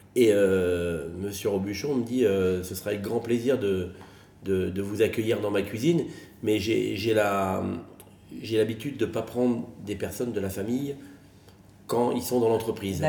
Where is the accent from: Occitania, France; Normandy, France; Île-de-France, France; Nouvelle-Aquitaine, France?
Île-de-France, France; Soisy-sous-Montmorency; moved away as an adult; now in Megève, France; né euh, à Soisy-sous-Montmorency, dans le 95, à côté d'Anguin-les-Bains, avec des, parents poissonniers.